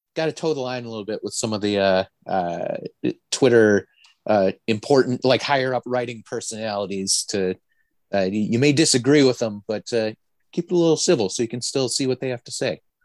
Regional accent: northern Wisconsin, United States; I actually grew up so far north that our local programming was out of Duluth, Minnesota

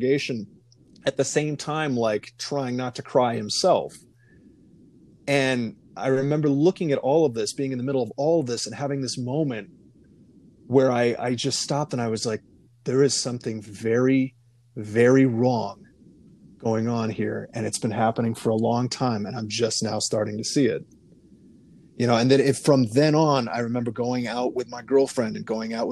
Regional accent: Iowa, United States; I grew up in privilege in Iowa, a small town, a son of a dentist

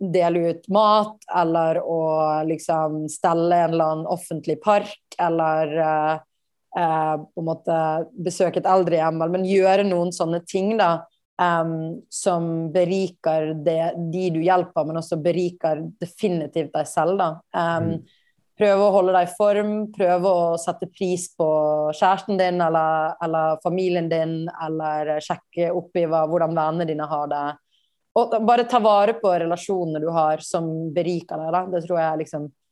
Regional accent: Bergen, Vestland, Norway; moved away as an adult; also born or lived in India; now in New York, United States; Jeg ble på en måte en storbyjente selv om jeg vokste opp i Bergen

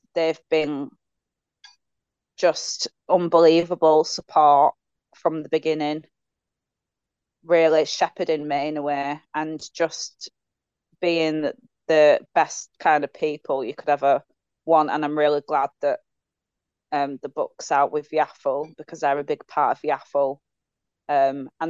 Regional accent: Leeds, Yorkshire and the Humber, United Kingdom; I'm from Leeds.

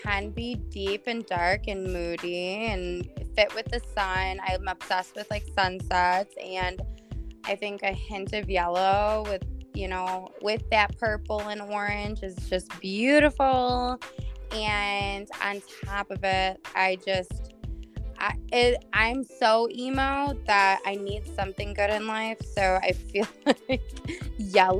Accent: Buffalo, New York, United States; I'm from Buffalo

